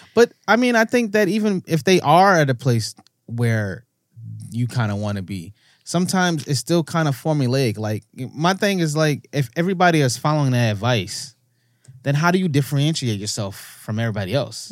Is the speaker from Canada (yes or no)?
yes; Canada; also born or lived in United States; being an American and growing up in Canada